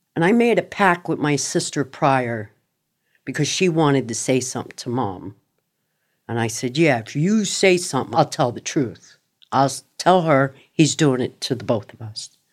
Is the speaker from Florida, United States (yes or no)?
yes; Miramar, Florida, United States; also born or lived in Yonkers, New York / Cooper City, Florida; I grew up in Miramar, Florida.